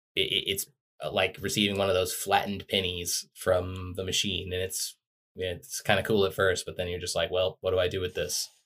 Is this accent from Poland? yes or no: no; United States; I grew up in America